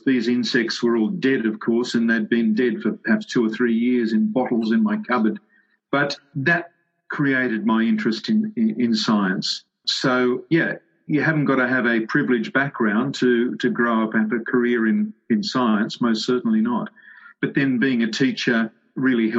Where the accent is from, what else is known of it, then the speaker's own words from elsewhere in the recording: Sydney, New South Wales, Australia; I grew up in the western suburbs of Sydney